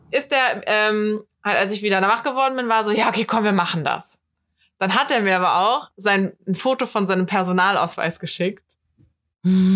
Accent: Cologne, North Rhine-Westphalia, Germany; Ich bin Kölnerin

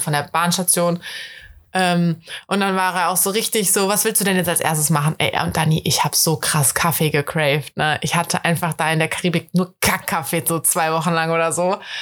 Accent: Germany; accent: German accent (in English); ich habe einen krass deutschen Akzent

